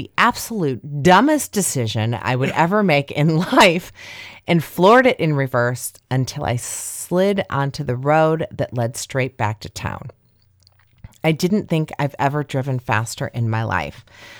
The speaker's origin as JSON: {"language": "English", "town": "Greencastle", "region": "Indiana", "country": "United States", "tie": "born or raised there", "said": "Just west of my hometown of Greencastle is a railroad bridge known as the Four Arches, home of the local goat man"}